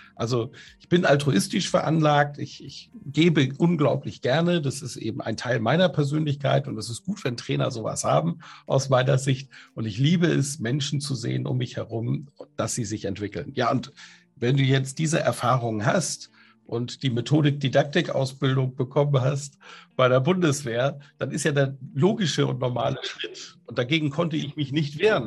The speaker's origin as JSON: {"language": "German", "area": "a village in Plön district near Kiel", "region": "Schleswig-Holstein", "country": "Germany", "tie": "born or raised there", "said": "Also ich bin in einem Dorf groß geworden in Schleswig-Holstein in der Nähe von Kiel. Das ist der Kreis Plön an der Ostsee"}